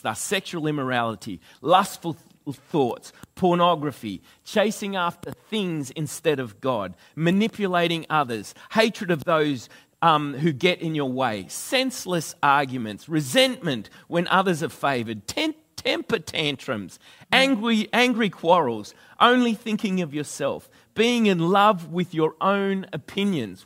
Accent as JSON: {"language": "English", "country": "Australia", "accent": "Australian", "said": "I'm an Aussie"}